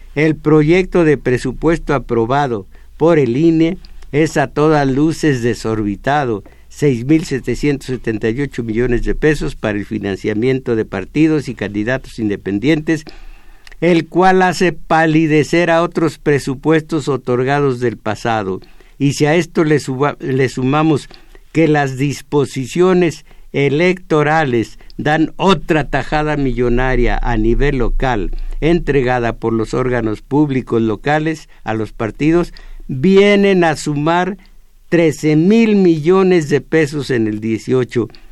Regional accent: Mexico; soy mexicano

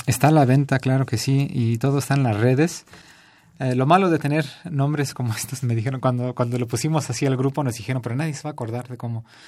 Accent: Florida, United States; now in Mexico City, Mexico; Yo nací en Estados Unidos, en Florida

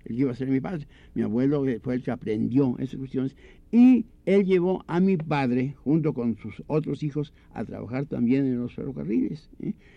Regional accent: Puebla, Mexico; la última calle de Puebla, que es donde yo nací, nacimos, todos

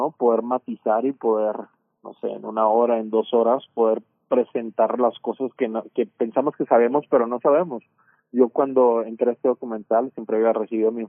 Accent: Culiacán, Sinaloa, Mexico; posicionando ciertos temas que me preocupan como mexicano, como sinaloense, como culiacanense

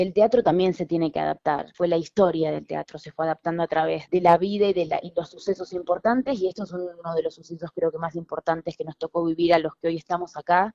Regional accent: Argentina; moved away as an adult; now in Mexico; yo soy argentina y vivo hace 11 años en este país, en México

